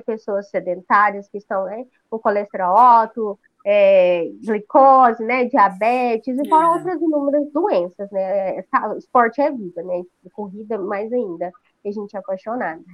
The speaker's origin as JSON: {"language": "Portuguese", "town": "Rio Verde", "region": "Goiás", "country": "Brazil", "said": "eu sou de Rio Verde, Goiás"}